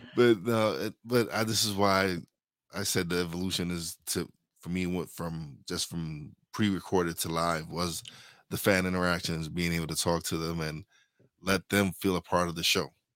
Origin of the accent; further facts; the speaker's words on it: New York City, New York, United States; I'm from Brooklyn.